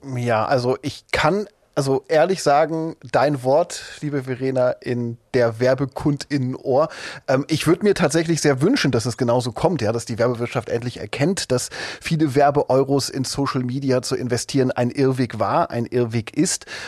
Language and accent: German; East Germany, Germany; Ich bin ja in der DDR aufgewachsen, die ersten zehn Jahre meines Lebens.